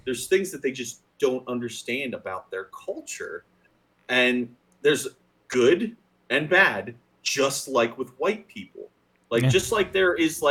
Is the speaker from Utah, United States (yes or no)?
no; Pennsylvania, United States; we're two idiots from Pennsylvania